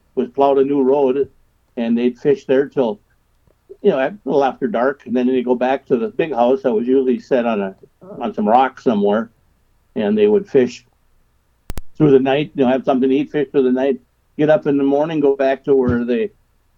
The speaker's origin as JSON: {"language": "English", "town": "St. Cloud", "region": "Minnesota", "country": "United States", "tie": "born or raised there", "said": "I grew up here in St. Cloud, Minnesota, where I live now on the Sauk River"}